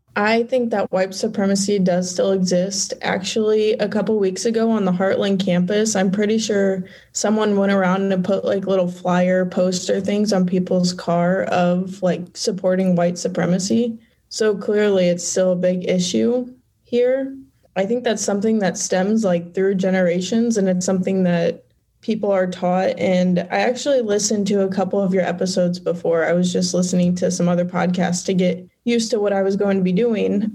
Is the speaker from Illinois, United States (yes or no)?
yes; Fairbury, Illinois, United States; I was born and raised in Fairbury, Illinois